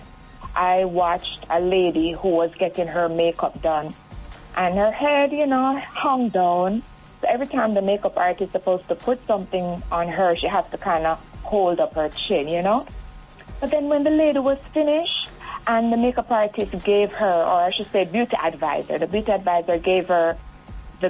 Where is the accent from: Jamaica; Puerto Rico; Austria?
Jamaica; Point Hill, Saint Catherine; I'm from Point Hill, St. Catherine. Went to St. Catherine High School